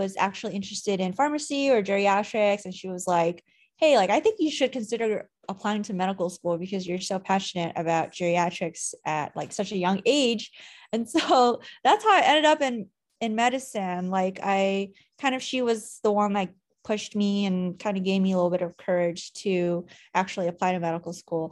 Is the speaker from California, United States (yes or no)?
yes; Anaheim, California, United States; moved away as an adult; now in Virginia, United States; I'm actually originally from Anaheim, California, which is where Disneyland is